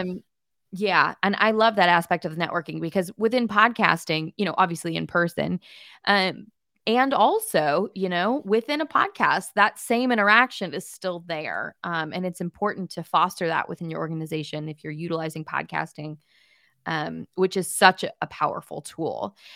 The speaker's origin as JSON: {"language": "English", "town": "Pasadena", "region": "California", "country": "United States", "said": "I'm from Pasadena"}